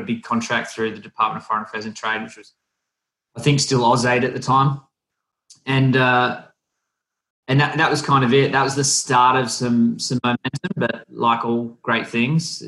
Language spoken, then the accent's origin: English; Wollongong, New South Wales, Australia; Wollongong, my hometown